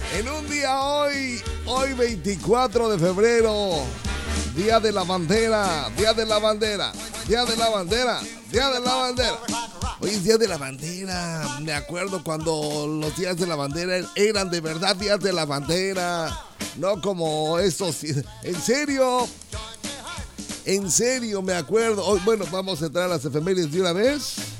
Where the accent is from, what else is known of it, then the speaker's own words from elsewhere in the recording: Mexico; como mexicanos